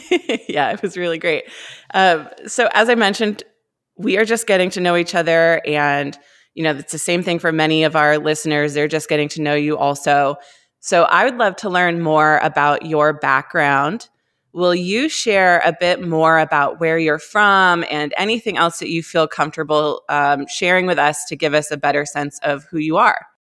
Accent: Cumberland, Maine, United States; I grew up in Cumberland

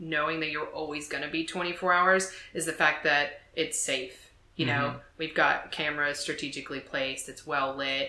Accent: New Jersey, United States; moved away; also born or lived in Savannah, Georgia; I'm from New Jersey, and then I moved to Savannah

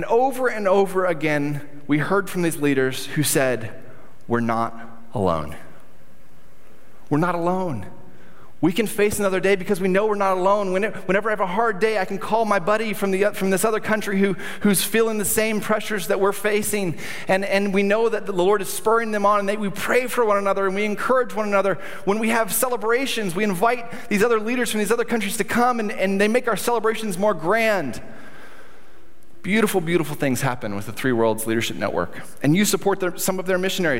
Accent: United States; We as an American

